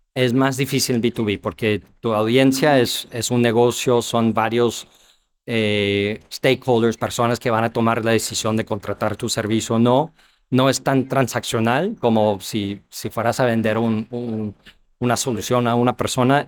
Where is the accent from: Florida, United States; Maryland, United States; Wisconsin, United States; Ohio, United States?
Ohio, United States; Spanish is a second language; moved away as an adult; also born or lived in New York / Chile / Argentina / New York City; now in Mexico; yo soy americano, nacido en Nueva York, crecí en Ohio